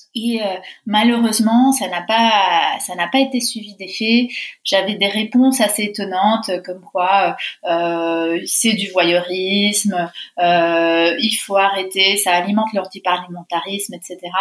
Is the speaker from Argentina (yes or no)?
yes; Argentina; moved away as an adult; now in France; je viens d'Argentine, de, de, parents argentins. J'ai vécu là-bas pendant 20 ans, donc euh, j'ai été moi-même française de l'étranger